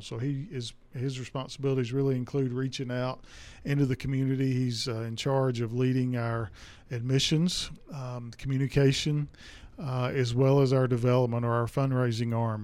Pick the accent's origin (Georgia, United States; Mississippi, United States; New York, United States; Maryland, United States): Mississippi, United States; Durant; moved away as an adult; also born or lived in DeSoto County, Mississippi; I grew up in Durant, Mississippi, which is about two hours south of here.